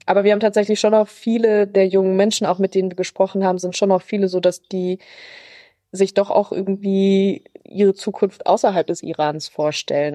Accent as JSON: {"language": "German", "country": "Germany", "said": "wir sind aus Deutschland"}